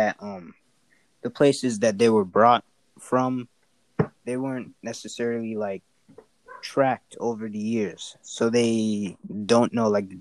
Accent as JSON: {"language": "English", "region": "North Carolina", "country": "United States", "tie": "born or raised there", "also_born_or_lived": "Africa"}